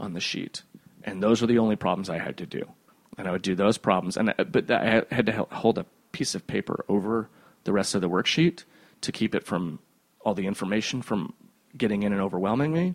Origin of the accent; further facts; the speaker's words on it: Cedar Rapids, Iowa, United States; also born or lived in Cherry Hill, New Jersey; my th- second year, third year of school, uh, we moved from Cherry Hill, New Jersey, whose education system was trash, mm-hmm. to Cedar Rapids, Iowa